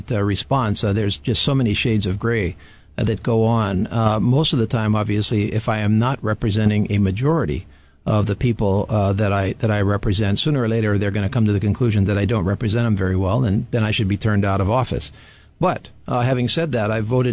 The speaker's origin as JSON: {"language": "English", "town": "Hilo", "region": "Hawaii", "country": "United States", "tie": "born or raised there", "also_born_or_lived": "Waimea, Hawaii", "said": "I was born and raised in Hilo, in the territory of Hawaii"}